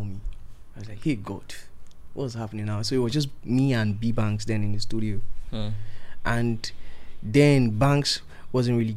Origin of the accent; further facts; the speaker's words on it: Edo, Nigeria; my dialect, because I'm from Edo State